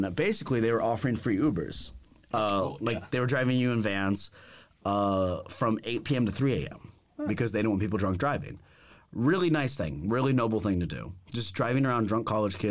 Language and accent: English; San Antonio, Texas, United States; I'm from San Antonio.